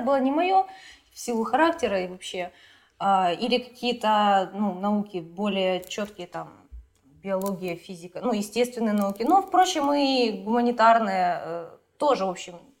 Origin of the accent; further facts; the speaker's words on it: Kharkiv, Kharkiv Oblast, Ukraine; я вот родилась и живу в Харькове